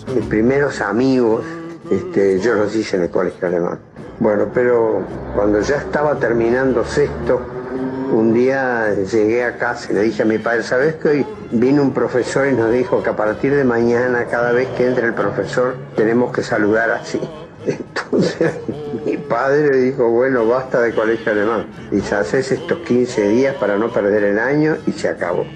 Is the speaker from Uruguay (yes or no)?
yes; Montevideo, Uruguay; born or raised there; also born or lived in Paso de los Toros / Tacuarembó